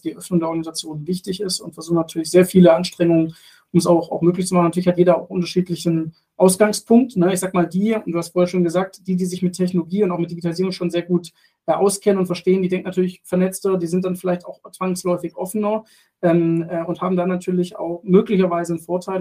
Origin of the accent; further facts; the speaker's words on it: Germany; als, als Deutsche in Deutschland